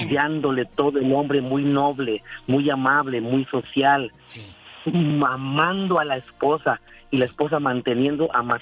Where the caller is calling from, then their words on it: Modesto, California, United States; de Modesto, ¿ok?